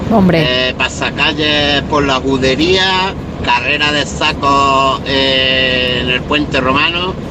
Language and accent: Spanish; Córdoba, Andalusia, Spain; de Córdoba. Como buen cordobés